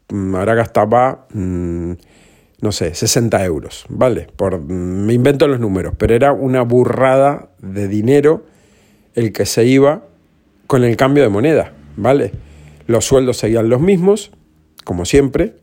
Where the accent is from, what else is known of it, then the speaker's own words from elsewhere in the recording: Granadilla de Abona, Canary Islands, Spain; also born or lived in Argentina; yo vivía en Granadilla de Abona